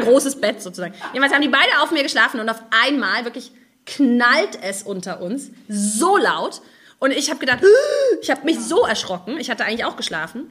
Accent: East Germany, Germany; moved away as an adult; also born or lived in Stralsund; now in Israel; wir Ostdeutschen dafür bekannt sind, so wahnsinnig freundlich und höflich zu sein

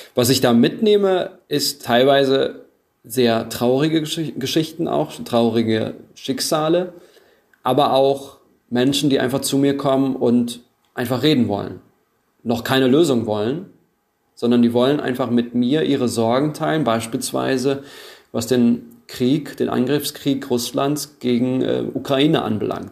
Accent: Germany; Ich bin Deutscher mit diese, diesen türkischen Wurzeln.

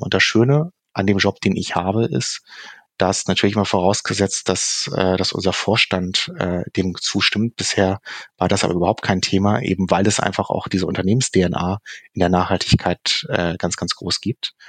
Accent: Hamburg, Germany; die hanseatische Bescheidenheit als Hamburger

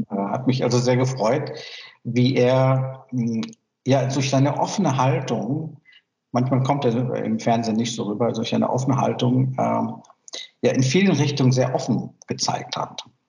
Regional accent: Myanmar; German is a second language; now in Germany; ich komme aus Burma

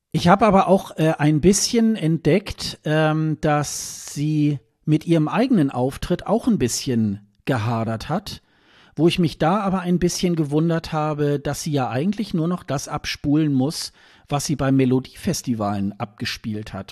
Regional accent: Germany; als Westeuropäer, als Deutscher

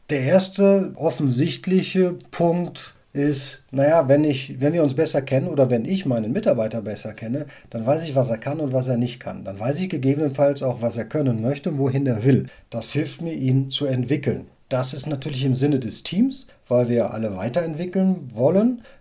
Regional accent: Cologne, North Rhine-Westphalia, Germany; Also ich komme aus Köln und in Köln ist es natürlich alles ein bisschen salopper und alles ein bisschen, ja, bodenständiger und nicht ganz so gewienert.

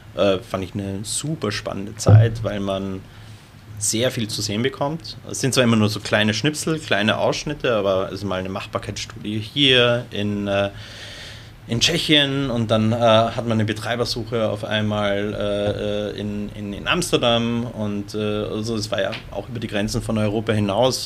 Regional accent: Lower Austria, Austria; also ich bin ja ursprünglich aus Wien bzw. Niederösterreich, also Wien-Umgebung.

